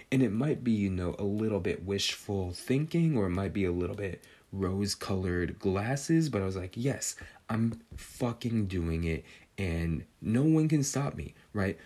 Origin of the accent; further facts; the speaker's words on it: Northern California, United States; growing up in Northern California